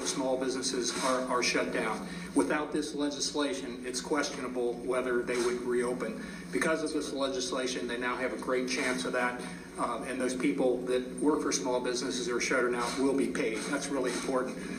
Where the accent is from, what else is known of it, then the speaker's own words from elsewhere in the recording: Ohio, United States; I'm from Ohio